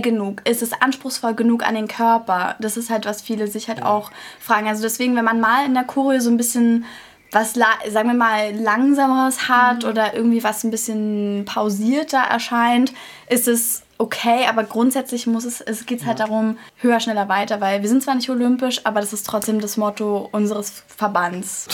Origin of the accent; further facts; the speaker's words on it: Berlin, Germany; Doch, ich bin Urberliner. Cool. Hier, hier geboren.